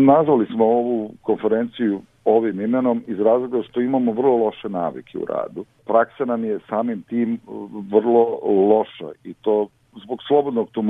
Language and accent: Croatian; Serbia